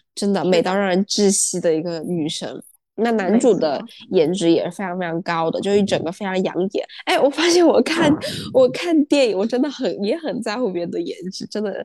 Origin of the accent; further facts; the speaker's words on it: China; 我们，中国人